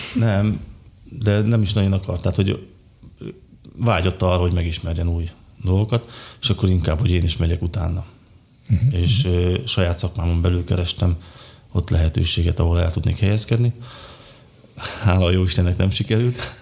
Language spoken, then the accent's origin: Hungarian; Malý Kamenec, Košice Region, Slovakia; Kiskövesen születtem szintén, ahogy Eszter is